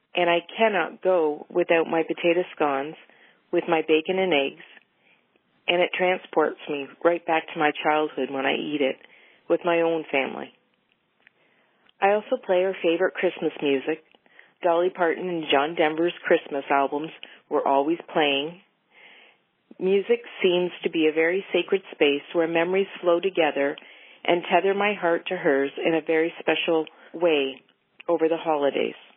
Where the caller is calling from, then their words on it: Ontario, Canada; I'm calling from Ontario, Canada.